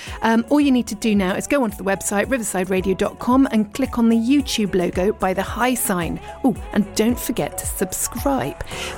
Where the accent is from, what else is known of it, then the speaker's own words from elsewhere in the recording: Richmond, London, United Kingdom; moved away as an adult; I was born in Richmond and I did live and work in London, but then I lived abroad for ages. And I'm now back in the UK and I live in East Sheen.